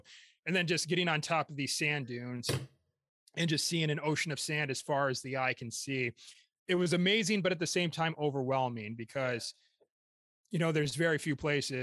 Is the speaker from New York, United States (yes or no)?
no; Michigan, United States; also born or lived in York, England; I'm from Michigan